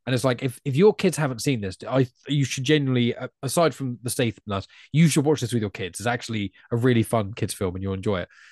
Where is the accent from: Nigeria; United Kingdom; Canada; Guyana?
United Kingdom; England; as an English person